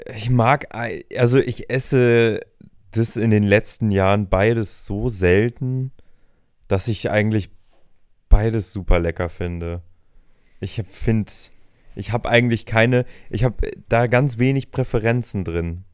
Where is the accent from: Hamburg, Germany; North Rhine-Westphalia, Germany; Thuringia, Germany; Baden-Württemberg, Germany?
Hamburg, Germany; wir als Hamburger